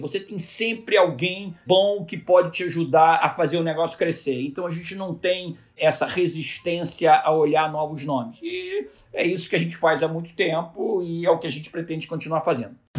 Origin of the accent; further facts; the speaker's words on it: Rio de Janeiro, Brazil; eu nasci aqui no Rio de Janeiro, me formei na PUC no Rio